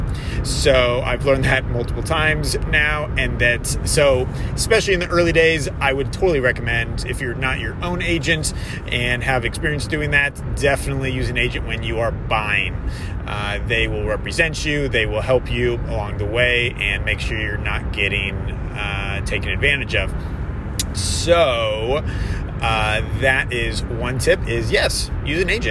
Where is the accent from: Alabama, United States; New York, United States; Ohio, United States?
Ohio, United States; Columbus; my driving for dollars has been in Columbus, which is about an hour away, and that's my hometown.